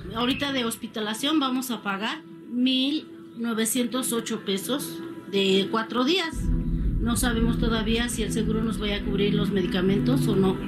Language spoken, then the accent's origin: Spanish; Nezahualcóyotl, State of Mexico, Mexico; Nosotros somos de Nezahualcóyotl